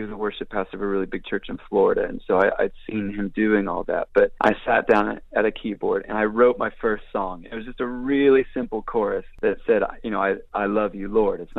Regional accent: Israel; I would say a lot of that was formed in those early days growing up in Israel.

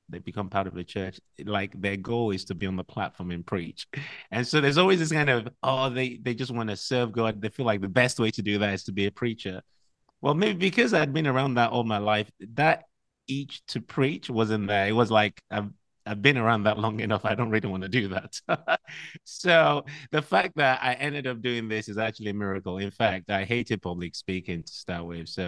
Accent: Liberia; born there; also born or lived in Nigeria; I was born in Liberia, and that's because my dad was a missionary to Liberia, and was a missionary to Ghana.

